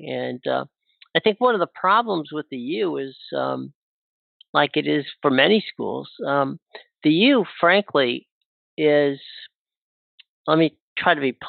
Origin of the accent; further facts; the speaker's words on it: Florida, United States; I grew up in Florida.